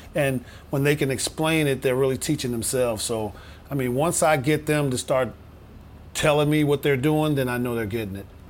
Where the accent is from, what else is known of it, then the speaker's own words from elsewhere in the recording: Chicago, Illinois, United States; growing up in Chicago